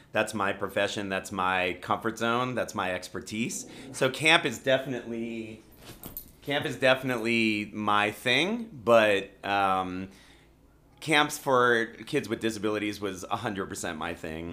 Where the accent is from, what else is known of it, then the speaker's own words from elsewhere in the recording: Rockville, Maryland, United States; moved away as an adult; Maryland, born and raised in Rockville, Maryland